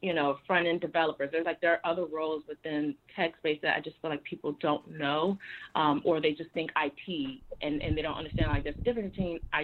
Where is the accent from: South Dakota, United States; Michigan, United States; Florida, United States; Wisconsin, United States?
Florida, United States; Miami; moved away; also born or lived in Harlem, New York; I'm originally from Miami.